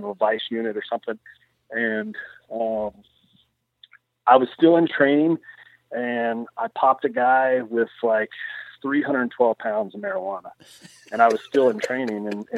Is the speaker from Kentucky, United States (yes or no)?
yes; Central Kentucky, United States; moved away as an adult; now in Farmington, Iowa, United States; I grew up in Central Kentucky, very rural area.